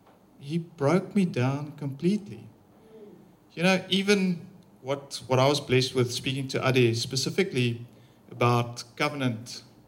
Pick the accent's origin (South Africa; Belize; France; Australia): South Africa; Pretoria, Gauteng; I'm from Pretoria